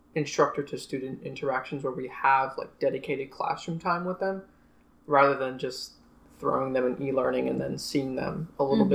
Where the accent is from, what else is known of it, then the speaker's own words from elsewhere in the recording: Long Island, New York, United States; moved away as an adult; now in Fort Lauderdale, United States; I'm originally from Long Island, New York. I have grown up on Long Island